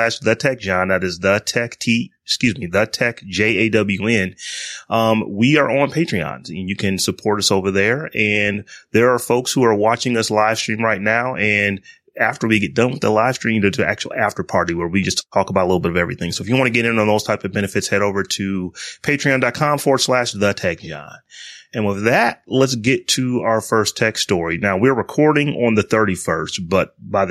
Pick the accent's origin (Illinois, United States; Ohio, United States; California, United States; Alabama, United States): Ohio, United States; I'm from Ohio.